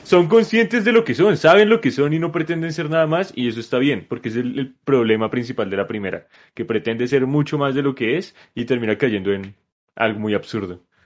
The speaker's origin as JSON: {"language": "Spanish", "country": "Colombia", "said": "yo como buen colombiano"}